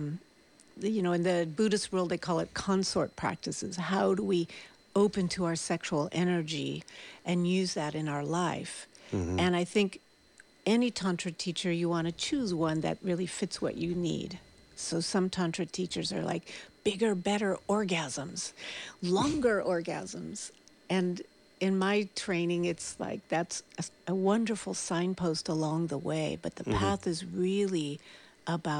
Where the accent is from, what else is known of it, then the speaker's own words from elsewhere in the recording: Half Moon Bay, California, United States; moved away as an adult; now in Santa Cruz, United States; I grew up in Half Moon Bay, not very far away from here, and moved to Santa Cruz about 20 years ago